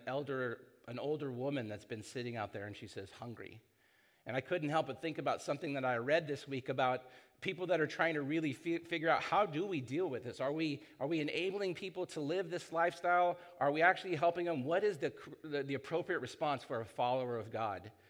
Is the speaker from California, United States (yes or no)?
yes; San Clemente, California, United States; also born or lived in Hoag Hospital, Newport Beach, California; I was born here in Hogue, and I grew up in San Clemente